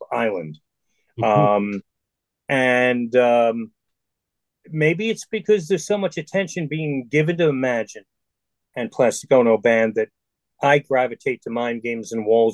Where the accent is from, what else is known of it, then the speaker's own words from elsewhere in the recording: New York City, New York, United States; I was from the Bronx, and that was my world. My world was my neighborhood.